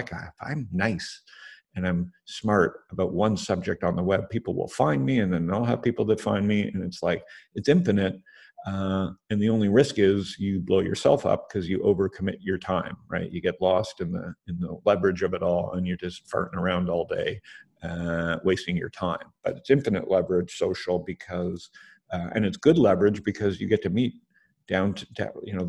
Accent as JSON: {"language": "English", "country": "Canada", "said": "I'm Canadian"}